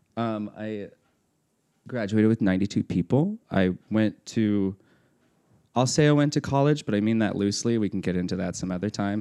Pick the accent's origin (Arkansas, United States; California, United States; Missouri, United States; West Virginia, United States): Missouri, United States; Cuba; moved away as an adult; also born or lived in Springfield, Missouri / Denver, Colorado; now in Birmingham, Alabama, United States; I grew up in Missouri, small town Missouri, to be specific, Cuba, Missouri